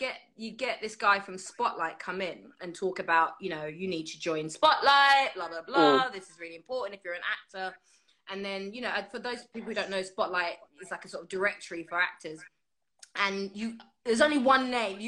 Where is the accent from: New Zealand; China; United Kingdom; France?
United Kingdom; When you're here as a young person growing up, you're desperately wanting to be British